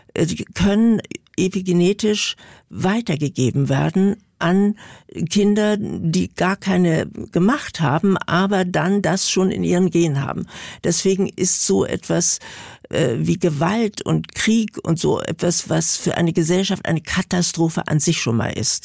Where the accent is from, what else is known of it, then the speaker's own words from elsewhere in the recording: Berlin, Germany; ich komme ja aus Berlin